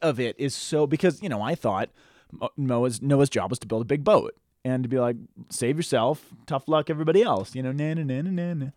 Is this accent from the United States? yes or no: yes; United States; growing up in the American society